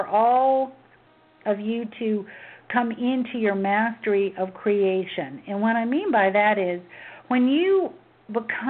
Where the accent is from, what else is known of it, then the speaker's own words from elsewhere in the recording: Memphis, Tennessee, United States; growing up in Memphis during the civil rights movement